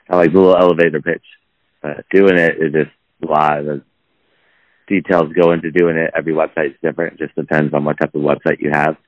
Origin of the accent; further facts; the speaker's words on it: Los Angeles, California, United States; From Los Angeles, and still based out of Los Angeles. Never really left.